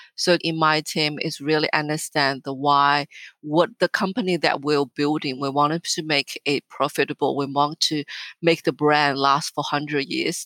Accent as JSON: {"language": "English", "region": "northern China", "country": "China", "tie": "born or raised there", "also_born_or_lived": "Australia", "moved": "as an adult", "lives_now": "Melbourne, Australia", "said": "I was born and raised and educated in China"}